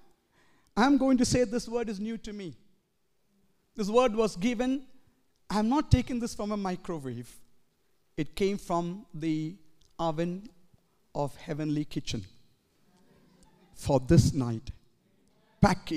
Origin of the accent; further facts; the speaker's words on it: India; moved away as an adult; now in Edmonton, Canada; as a young man growing up in India